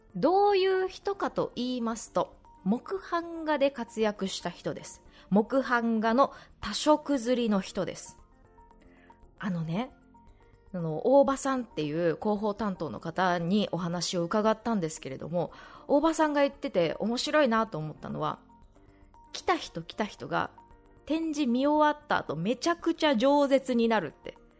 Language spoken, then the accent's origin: Japanese; Shizuoka, Japan; 私の地元静岡県